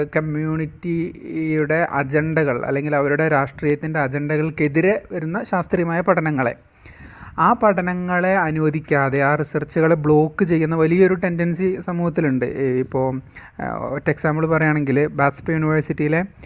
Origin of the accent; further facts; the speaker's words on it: Thrissur, Kerala, India; ഞാൻ തൃശ്ശൂർക്കാരനാണ്